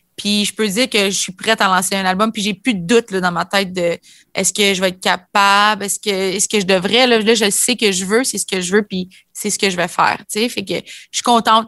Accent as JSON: {"language": "French", "region": "Ontario", "country": "Canada", "said": "en tant que franc ontarien"}